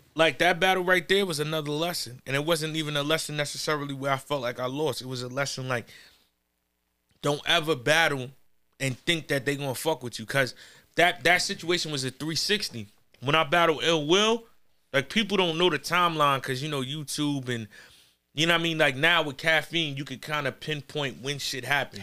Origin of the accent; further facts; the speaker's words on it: New York, United States; I'm from New York, but we not in Corona.